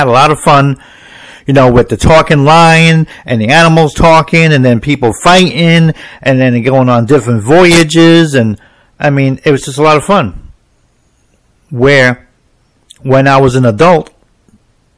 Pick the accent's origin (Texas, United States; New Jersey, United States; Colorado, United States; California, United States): New Jersey, United States; When I was growing up in New Jersey